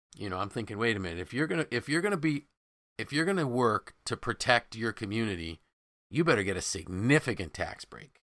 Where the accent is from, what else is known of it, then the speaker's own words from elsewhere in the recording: Syracuse, New York, United States; as a kid growing up in Syracuse